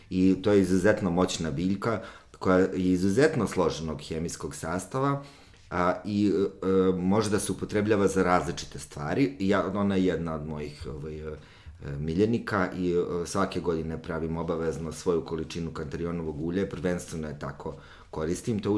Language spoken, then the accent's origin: Croatian; Užice, Zlatibor District, Serbia; jer ja sam iz Užica